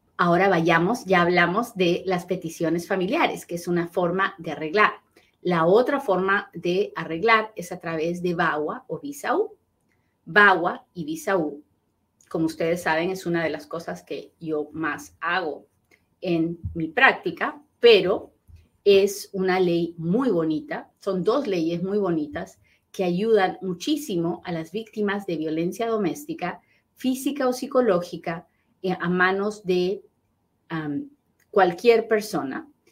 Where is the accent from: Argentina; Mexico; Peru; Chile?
Peru; now in United States; soy bien peruana